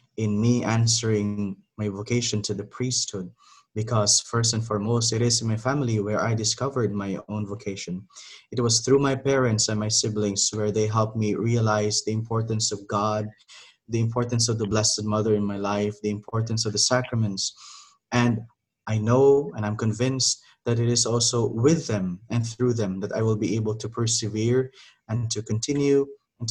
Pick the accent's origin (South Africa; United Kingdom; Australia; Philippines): Philippines; moved away as an adult; also born or lived in Arbutus, Maryland, United States; now in Baltimore, United States; It was in 2010 when I and my brothers, we are from the Philippines, came to the United States together with my parents to be with them.